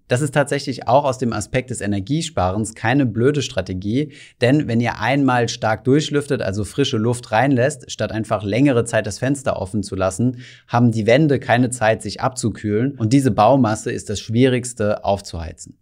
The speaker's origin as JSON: {"language": "German", "country": "Germany", "said": "bei uns in Deutschland"}